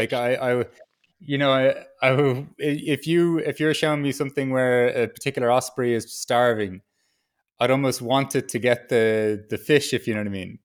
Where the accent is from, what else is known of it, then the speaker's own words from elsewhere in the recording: Dublin, Leinster, Ireland; moved away as an adult; also born or lived in Peru; now in Berlin, Germany; I was born in Dublin in a city, I live in Berlin in a city